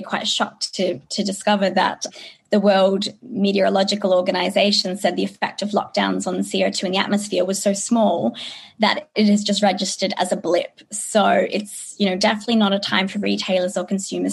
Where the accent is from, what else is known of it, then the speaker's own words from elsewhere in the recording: Australia; growing up in Australia